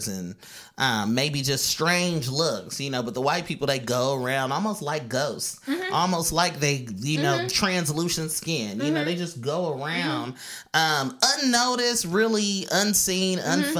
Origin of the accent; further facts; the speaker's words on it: Oakland, California, United States; moved away as an adult; now in New York, United States; I'm from California again. You know, I'm from East Oakland.